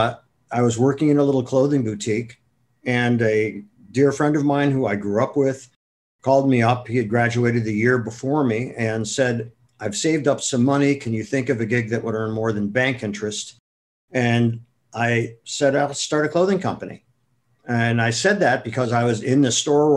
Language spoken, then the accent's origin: English; Akron, Ohio, United States; moved away as an adult; also born or lived in Madison, Wisconsin; now in New York City, United States; I'm originally from Akron, Ohio, and I had lots of jobs when I was growing up